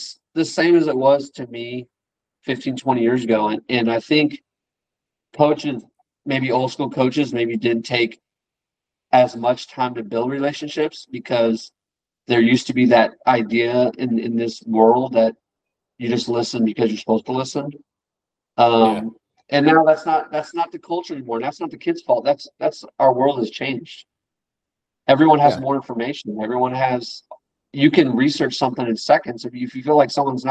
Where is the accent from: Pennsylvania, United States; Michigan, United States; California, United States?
California, United States; San Diego; moved away as an adult; now in Dallas-Fort Worth, United States; I'm from San Diego